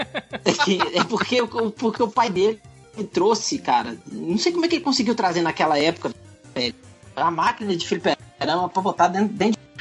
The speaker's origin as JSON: {"language": "Portuguese", "town": "Juiz de Fora", "region": "Minas Gerais", "country": "Brazil", "tie": "born or raised there", "said": "eu passei minha infância em Juiz de Fora"}